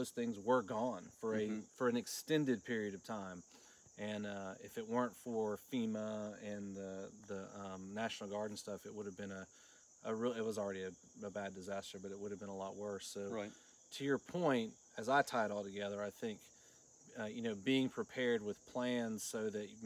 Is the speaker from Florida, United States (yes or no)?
yes; Florida, United States; also born or lived in Caryville, Tennessee; now in Tennessee, United States; I grew up in Florida, actually, on the coast.